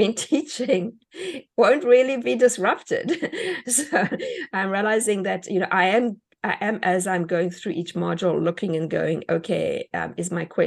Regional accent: South Africa; moved away; Being an immigrant myself, I mean, even the way we spell words in South Africa is different to the way you spell words here.

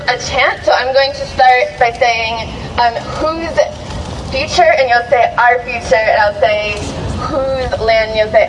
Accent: Blumenau, Santa Catarina, Brazil; moved away; to my home country, where I was born and raised, where my parents were born and raised, where my grandparents, and as far as I can remember, all of the generations in my family have been from

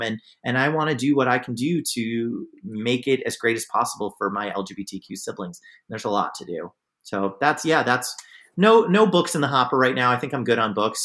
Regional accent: New York City area, United States; moved away as an adult; also born or lived in Vermont; now in Cleveland, United States; I'm from New York City, the New York City area

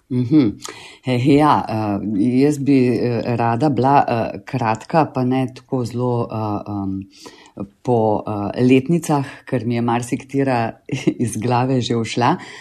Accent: Celje, Savinja, Slovenia; moved away as an adult; also born or lived in Ljubljana; now in Laško, Slovenia; jaz sem v bistvu celjanka, rojena v celju

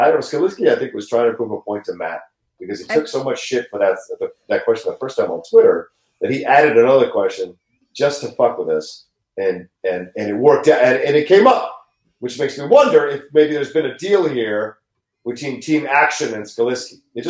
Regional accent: Bolivia; raise some llamas that I can import from South America from my home country of Bolivia

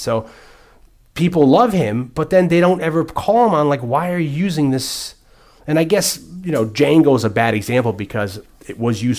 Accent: New Haven, Connecticut, United States; Maybe it's me because I'm a white boy, but I grew up, I was the only white kid in the neighborhood when I grew up in New Haven. I was, you know, I surrounded with other African-Americans

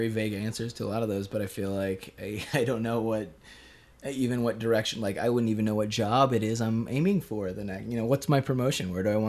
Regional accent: Leeds, Yorkshire and the Humber, United Kingdom; born there; I'm 24 and I was born in Leeds.

